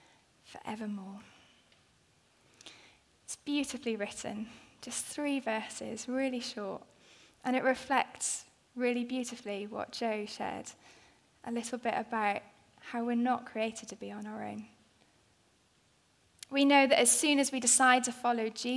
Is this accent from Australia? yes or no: no; Wales, United Kingdom; I am Welsh.